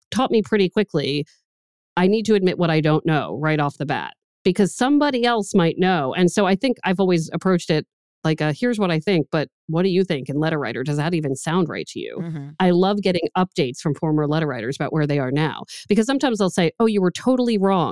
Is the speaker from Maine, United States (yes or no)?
no; Maryland area, United States; now in Boston, United States; I'm from the Maryland area. So when I moved to Boston